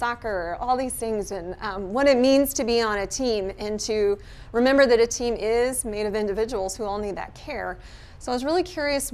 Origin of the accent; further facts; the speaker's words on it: Southwest, United States; growing up in the Southwest